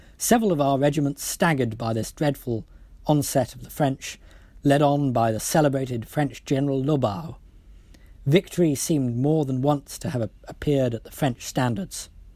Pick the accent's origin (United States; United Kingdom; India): United Kingdom; Wales; I speak as a Welshman by birth